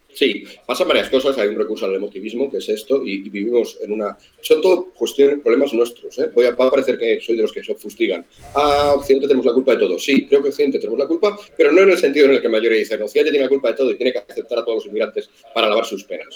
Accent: Spain; como españoles

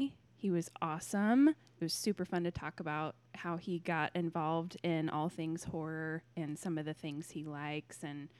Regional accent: Kansas City, United States; We're in Kansas City

